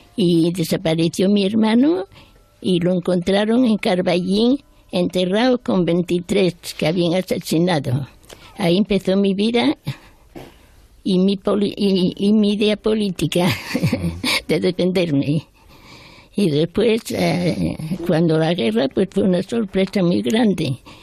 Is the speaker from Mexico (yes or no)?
no; Spain; moved away as an adult; also born or lived in France; ya me quedé aquí, en mi país